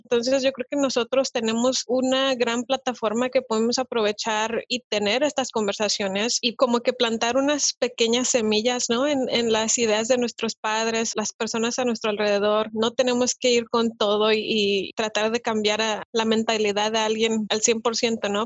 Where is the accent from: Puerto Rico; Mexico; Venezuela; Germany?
Mexico; now in United States; en el país de donde yo vengo, yo soy de México